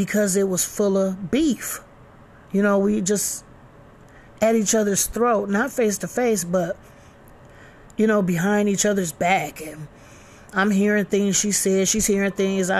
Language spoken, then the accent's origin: English; Flint, Michigan, United States; we're all from Flint. We all live in Flint